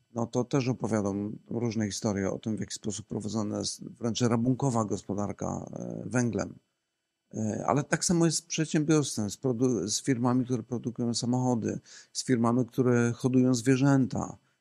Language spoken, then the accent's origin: Polish; Poland; my też jako Polacy